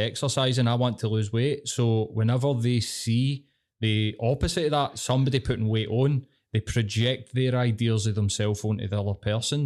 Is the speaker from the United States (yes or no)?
no; Glasgow, Scotland, United Kingdom; I'm fucking Glaswegian